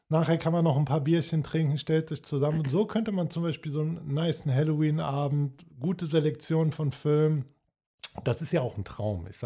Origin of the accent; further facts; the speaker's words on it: Cologne, North Rhine-Westphalia, Germany; Aber wahrscheinlich einfach, weil ich ein, ich bin ein Kölner Junge